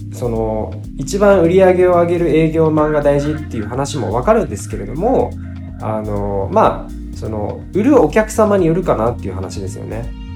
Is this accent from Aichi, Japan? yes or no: no; Fukuoka, Japan; also born or lived in Saga; 佐賀生まれ福岡育ちの九州男児です